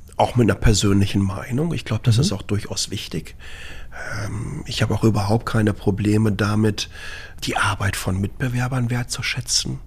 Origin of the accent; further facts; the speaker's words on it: Dortmund, North Rhine-Westphalia, Germany; moved away as an adult; now in Taiwan; ich bin ähm, 1971 in Dortmund geboren